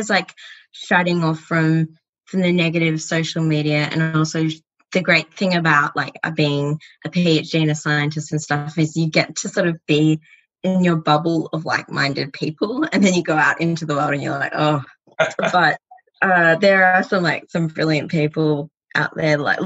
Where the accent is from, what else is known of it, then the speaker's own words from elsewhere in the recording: Australia; as an Australian